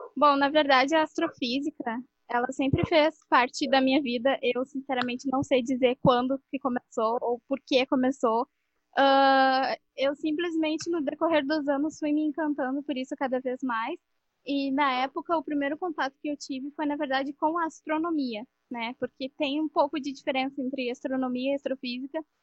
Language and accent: Portuguese; Guaíba, Rio Grande do Sul, Brazil; eu sou de Guaíba, Rio Grande do Sul